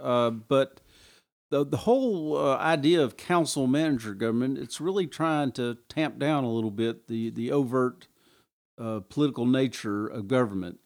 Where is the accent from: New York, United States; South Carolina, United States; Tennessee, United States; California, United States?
Tennessee, United States; Kingsport; moved away as an adult; when I came home and retired from the Army, came back to Kingsport